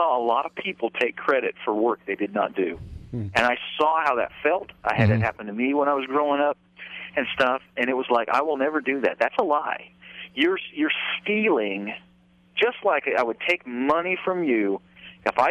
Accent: Idaho, United States; moved away as an adult; now in Nashville, United States; Grew up out there in Idaho, and then in the early 80s I moved to Nashville

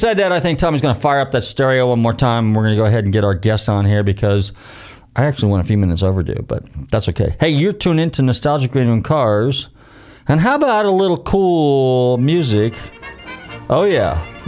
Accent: California, United States; now in Florida, United States; I can say that because I came from California

